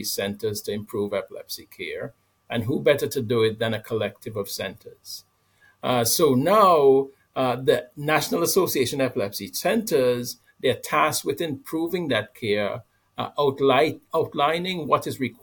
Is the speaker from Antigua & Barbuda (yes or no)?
yes; Antigua & Barbuda; moved away; I'm from Antigua, a small island in the Caribbean